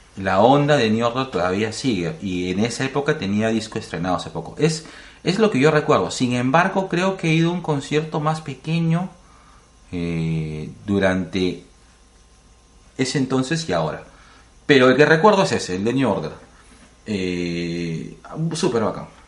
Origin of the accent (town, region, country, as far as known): Lima, Peru